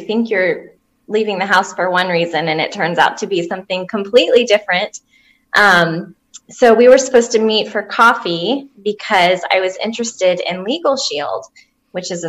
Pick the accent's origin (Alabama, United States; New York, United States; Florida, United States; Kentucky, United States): Florida, United States; Jacksonville; moved away as an adult; now in Tennessee, United States; I'm actually from Jacksonville, Florida, originally, but I've lived in Tennessee since